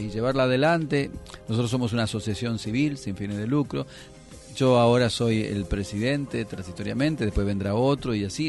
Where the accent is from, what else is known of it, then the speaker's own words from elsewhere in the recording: Mendoza, Argentina; moved away as an adult; now in Buenos Aires, Argentina; yo vengo de Mendoza, estudié en la Universidad Nacional de Cuyo